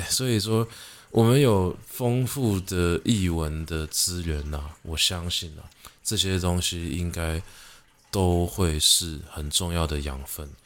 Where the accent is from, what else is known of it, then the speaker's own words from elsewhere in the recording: Taiwan; 我们是台湾人